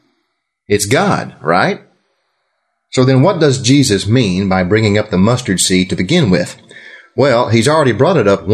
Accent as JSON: {"language": "English", "region": "Texas", "country": "United States", "said": "I'm from Texas"}